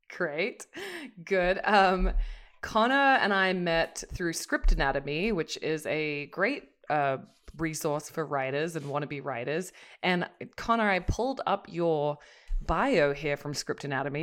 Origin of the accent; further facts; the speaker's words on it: Australia; an Australian